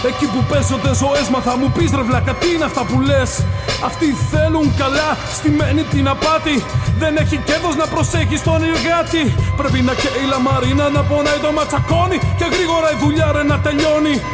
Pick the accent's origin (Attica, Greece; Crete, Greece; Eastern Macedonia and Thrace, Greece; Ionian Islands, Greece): Attica, Greece; Koropi; από το Κοροπή.